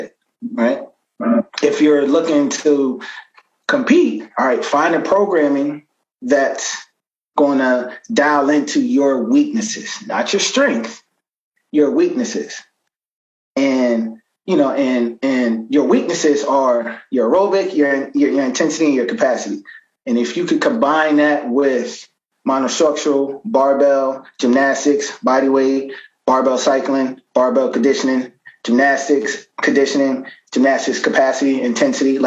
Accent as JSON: {"language": "English", "region": "New York", "country": "United States", "also_born_or_lived": "New Jersey", "moved": "yes", "said": "I'm originally from New York, but my family lives in Jersey."}